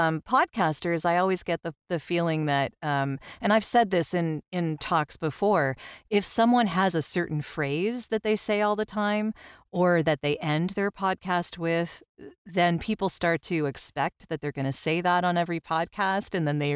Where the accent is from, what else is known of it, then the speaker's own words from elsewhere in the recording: Canada; I'm Canadian. I have no ties to the military at all, but I love NCIS.